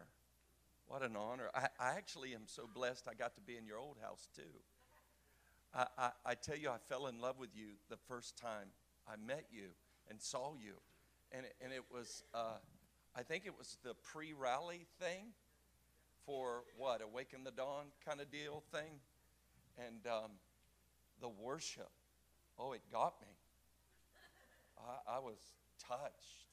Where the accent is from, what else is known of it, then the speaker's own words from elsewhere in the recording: Florida, United States; moved away as an adult; also born or lived in Cocoa Beach, Florida / Orlando, Florida / Jacksonville, Florida / Kansas City, Missouri; I am a Florida native. I was born in Cocoa Beach and raised and outside of Orlando, and then moved up to just south of the Georgia line outside of Jacksonville